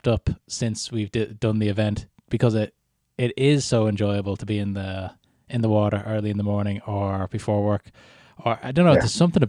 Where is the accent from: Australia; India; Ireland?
Ireland; Dún Laoghaire, Leinster; also born or lived in Canada; I grew up in Dunleary, so we used to jump in quite a lot and then get out.